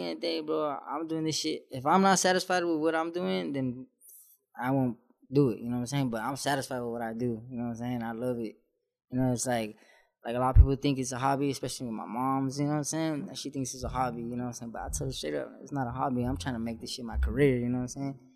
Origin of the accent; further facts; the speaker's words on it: San Juan Capistrano, California, United States; I come from San Juan Capistrano